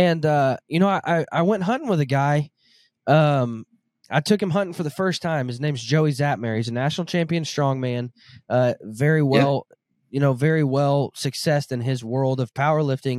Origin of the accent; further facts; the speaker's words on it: Southern Arkansas, United States; I grew up in Southern Arkansas